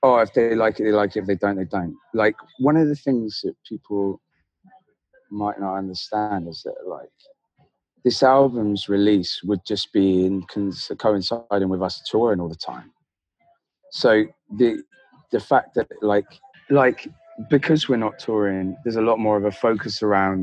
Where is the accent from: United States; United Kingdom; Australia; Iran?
United Kingdom; Devon, South West England; I grew up in Devon